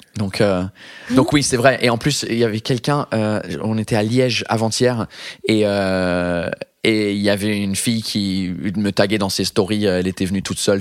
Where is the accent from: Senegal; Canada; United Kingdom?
United Kingdom; England; first language English; French is a second language; now in France; je suis anglais